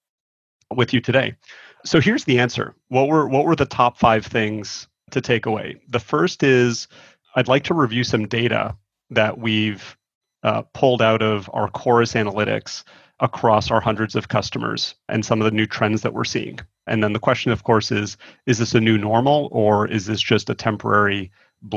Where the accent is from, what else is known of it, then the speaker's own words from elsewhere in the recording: Toronto, Ontario, Canada; moved away; I'm originally from Toronto